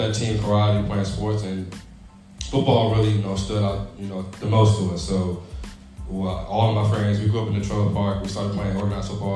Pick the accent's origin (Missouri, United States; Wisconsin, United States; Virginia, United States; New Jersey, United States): Virginia, United States; Essex; So, from Essex, actually my parents are from, my dad's from West Montrose, Virginia. Mom's from Warsaw, but moved over here